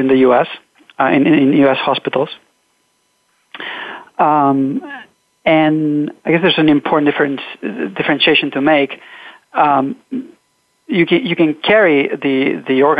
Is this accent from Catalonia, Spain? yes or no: yes; Catalonia, Spain; moved away as an adult; now in United States; I'm originally from Catalonia. I came to the U.S. to do my graduate study work.